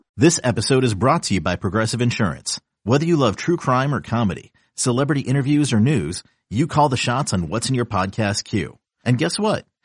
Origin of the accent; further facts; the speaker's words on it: Midwest, United States; I grew up in the Midwest